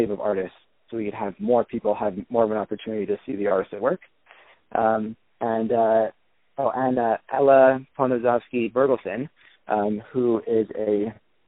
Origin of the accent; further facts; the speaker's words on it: Los Angeles, California, United States; I'm from Los Angeles